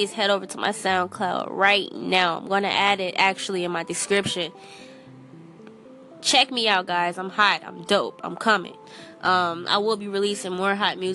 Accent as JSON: {"language": "English", "town": "Chicago", "region": "Illinois", "country": "United States", "said": "I am from Chicago"}